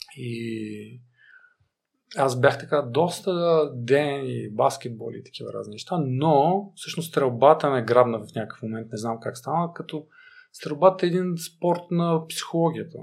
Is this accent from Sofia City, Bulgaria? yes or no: no; Stara Zagora, Stara Zagora Province, Bulgaria; аз съм от Стара Загора